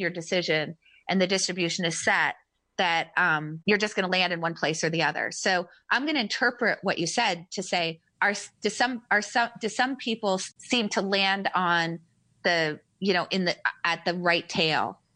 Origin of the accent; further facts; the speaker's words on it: United States; I was born in America